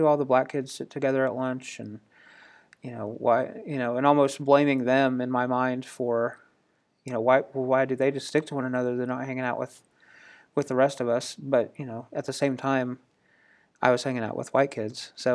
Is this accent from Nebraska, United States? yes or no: no; Indiana, United States; I grew up in Indiana, which is part of the North